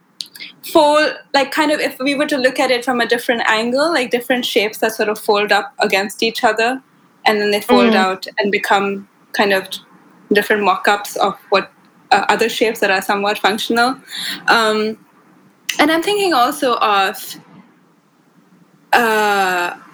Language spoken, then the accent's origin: English; India; I grew up in India